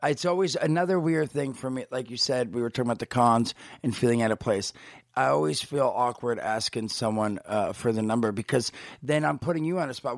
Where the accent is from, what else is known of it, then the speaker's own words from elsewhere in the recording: New Jersey, United States; moved away; I grew up in Jersey